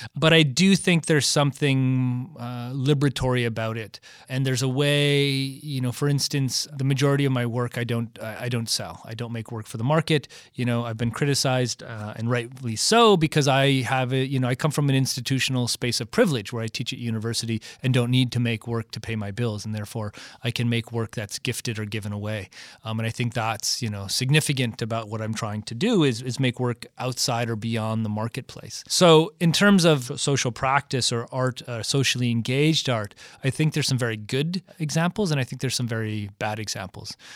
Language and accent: English; Michigan, United States; I grew up in Michigan, kind of the birthplace of the automobile